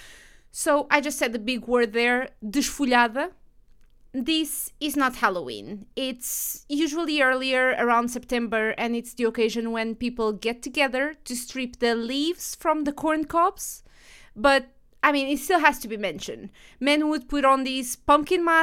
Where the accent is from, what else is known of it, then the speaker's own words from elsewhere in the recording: Portugal; in our area, when I was little, people were still doing this